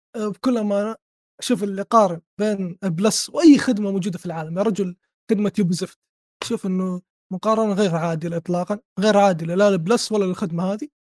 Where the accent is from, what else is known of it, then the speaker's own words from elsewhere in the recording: Saudi Arabia; عندنا في السعوديه